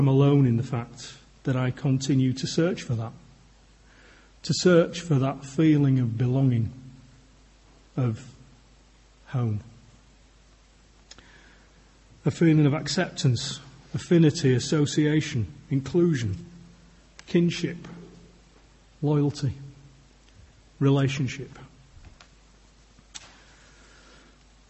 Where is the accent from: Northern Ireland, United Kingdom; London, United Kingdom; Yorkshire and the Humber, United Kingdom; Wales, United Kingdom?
Yorkshire and the Humber, United Kingdom; I'm a Yorkshireman